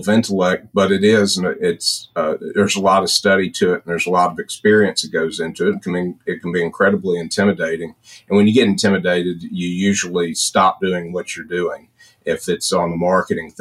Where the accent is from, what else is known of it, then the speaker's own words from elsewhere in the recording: Memphis, Tennessee, United States; I grew up in Memphis